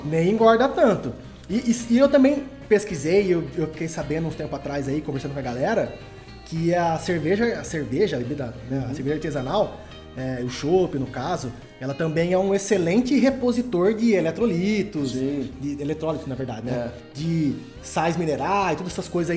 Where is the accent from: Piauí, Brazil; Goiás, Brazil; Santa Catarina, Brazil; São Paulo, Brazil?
São Paulo, Brazil; Araraquara; now in Poços de Caldas, Brazil; eu sou natural de Araraquara